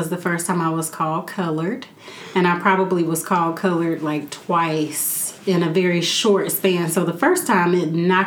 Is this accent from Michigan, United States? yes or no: no; Gary, Indiana, United States; I grew up in Gary, Indiana, so it's 99.9% black